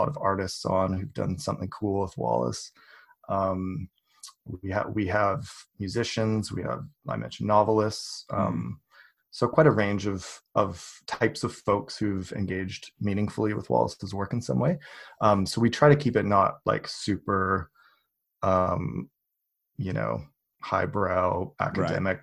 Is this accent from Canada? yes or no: yes; Canada; also born or lived in British Columbia; I am Canadian. I live in British Columbia.